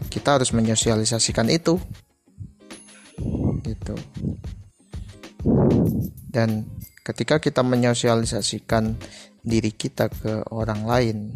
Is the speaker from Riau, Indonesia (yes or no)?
no; Surabaya, East Java, Indonesia; Gue dari Surabaya, saat ini kegiatan sehari-hari gua gua kuliah di Universitas Negeri di Surabaya